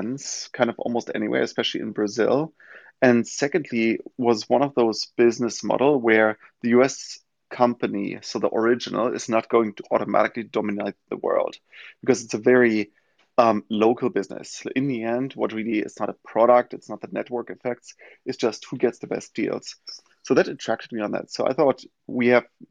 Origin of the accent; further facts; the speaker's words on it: Germany; English is a second language; now in New York, United States; as most of you can hear probably from my accent, not from New York originally, but from Germany.